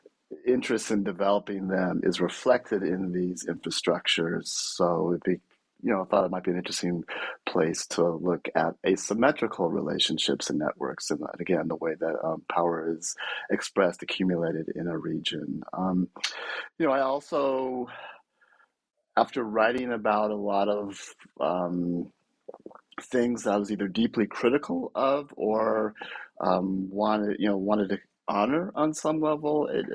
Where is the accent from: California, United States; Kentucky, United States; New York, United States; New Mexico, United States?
California, United States; Bay Area; I'm from the Bay Area originally